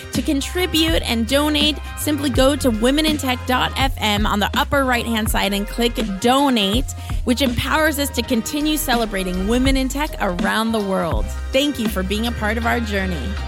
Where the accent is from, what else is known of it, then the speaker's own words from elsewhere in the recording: Venezuela; now in San Francisco, United States; I'm from Venezuela, currently living in San Francisco